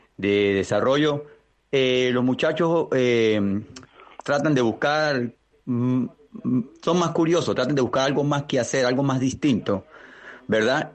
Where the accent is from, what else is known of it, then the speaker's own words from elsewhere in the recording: Venezuela; now in Spain; yo soy un inmigrante venezolano